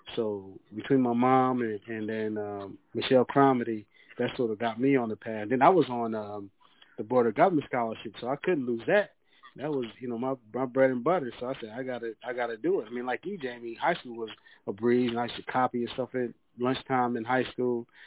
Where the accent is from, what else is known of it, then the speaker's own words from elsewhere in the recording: York, Pennsylvania, United States; moved away as an adult; also born or lived in Georgia; now in Atlanta, United States; I'm originally from York, PA